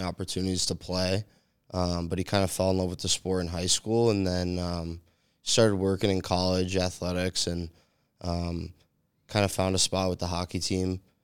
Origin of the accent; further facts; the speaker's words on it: New England, United States; moved away as an adult; I grew up in New England